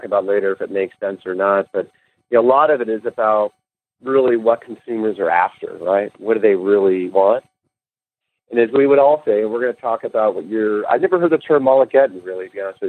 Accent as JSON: {"language": "English", "town": "Los Angeles", "region": "California", "country": "United States", "tie": "born or raised there", "also_born_or_lived": "San Diego, United States", "said": "I grew up in L.A."}